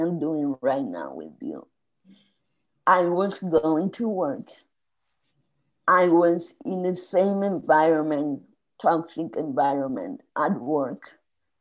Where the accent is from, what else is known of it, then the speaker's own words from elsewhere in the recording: Spain; moved away as an adult; I emigrated from Spain 2 years before